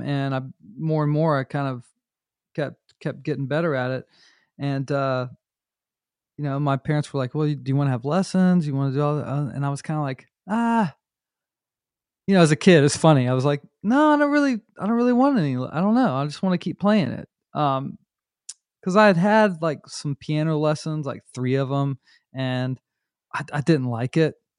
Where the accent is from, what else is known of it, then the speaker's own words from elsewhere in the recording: North Myrtle Beach, South Carolina, United States; also born or lived in Charlotte, North Carolina; I grew up in North Myrtle Beach, uh, South Carolina